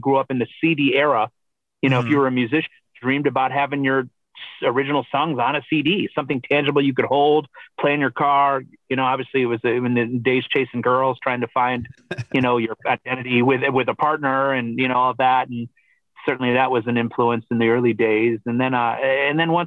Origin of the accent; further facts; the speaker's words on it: Michigan, United States; also born or lived in Canada; growing up in Michigan, again, very blue collar